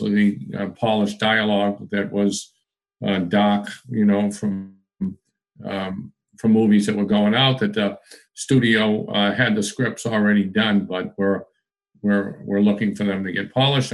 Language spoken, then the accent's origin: English; Lowell, Massachusetts, United States; also born or lived in New Hampshire / West Hollywood, Los Angeles; I grew up in Lowell, Massachusetts, in a really tough spot, Irish